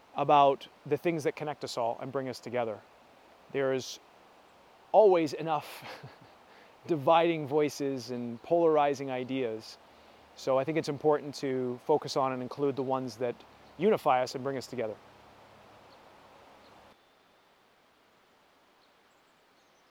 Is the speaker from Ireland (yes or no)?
no; Canada; our country, Canada, where I'm from